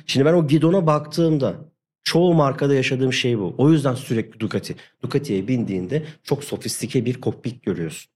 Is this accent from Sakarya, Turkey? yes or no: no; Hatay, Turkey; moved away; ben Hataylıyım.